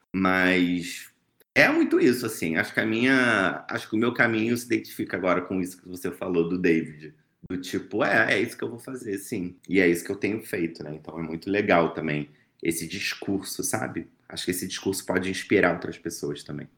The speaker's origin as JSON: {"language": "Portuguese", "region": "Rio de Janeiro", "country": "Brazil", "said": "eu falo aqui do Rio de Janeiro, sou carioca"}